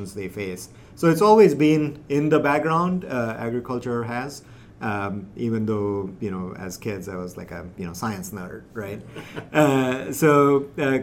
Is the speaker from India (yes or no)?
yes; India; moved away; I'm originally from India, grew up in a big city